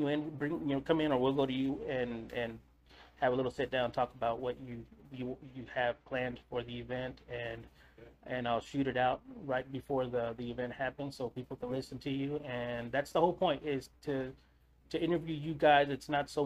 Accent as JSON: {"language": "English", "town": "Eagle Pass", "region": "Texas", "country": "United States", "said": "I'm from Eagle Pass. I was actually born on the other side of the border"}